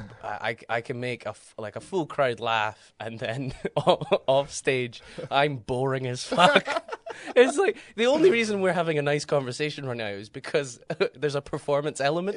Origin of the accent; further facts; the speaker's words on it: Aberdeenshire, Scotland, United Kingdom; moved away as an adult; now in Edinburgh, United Kingdom; I'm uh, originally from Aberdeen, uh, well, Aberdeenshire, so from the countryside, and then I have lived in Edinburgh for the last seven years.